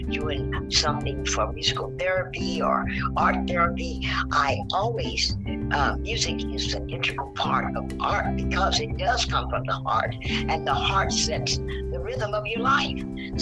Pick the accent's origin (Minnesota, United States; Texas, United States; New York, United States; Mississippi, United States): Texas, United States; also born or lived in Denver; I was born in Texas, born many moons ago, grew up here